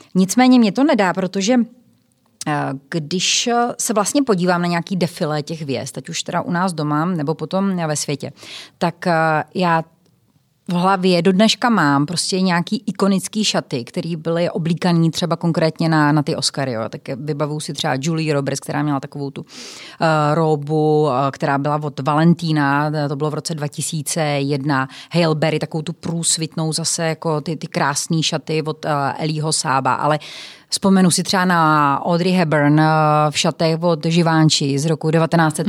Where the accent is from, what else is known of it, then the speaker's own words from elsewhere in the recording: Prostějov, Olomouc Region, Czechia; já jsem se narodila v Prostějově